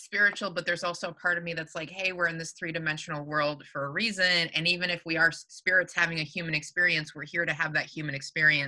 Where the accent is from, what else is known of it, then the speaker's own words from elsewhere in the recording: Michigan, United States; now in California, United States; I'm from Michigan originally